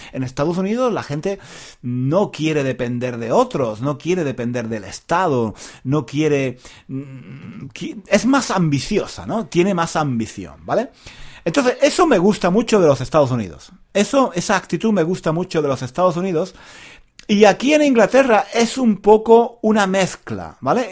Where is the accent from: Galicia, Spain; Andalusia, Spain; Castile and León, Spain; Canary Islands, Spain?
Andalusia, Spain; Granada; Yo soy de Granada, una ciudad muy bonita, la ciudad más bonita de España